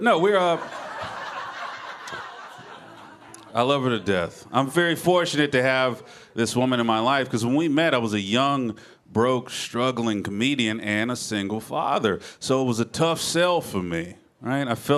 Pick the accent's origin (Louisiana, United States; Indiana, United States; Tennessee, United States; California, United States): Tennessee, United States; Memphis; I'm originally from Memphis, Tennessee. I'm from the South. I got mixed feelings about being where I'm from. I'm a proud Southerner. I love where I grew up